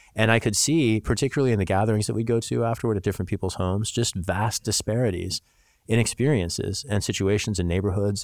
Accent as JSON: {"language": "English", "region": "Missouri", "country": "United States", "tie": "born or raised there", "said": "I grew up in Missouri"}